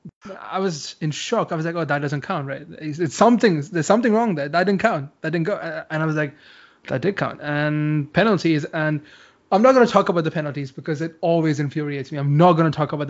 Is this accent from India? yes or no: yes; India; I'm from India. Football's not that famous here.